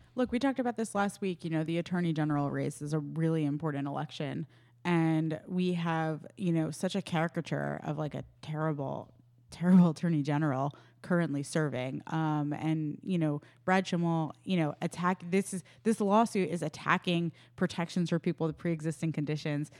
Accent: New York, United States; my home state of New York

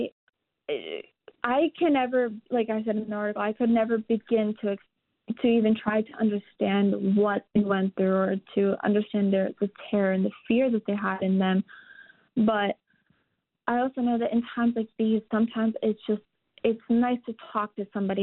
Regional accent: United States; growing up in America and going to American school

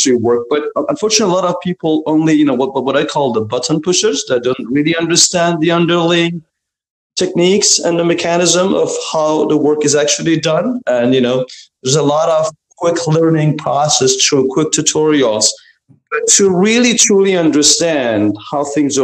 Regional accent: Iran; moved away; I was born and raised in Iran

